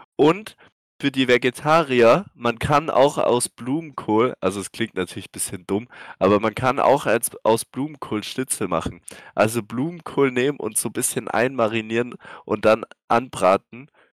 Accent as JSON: {"language": "German", "area": "Swabia", "region": "Baden-Württemberg", "country": "Germany", "said": "als Schwabe"}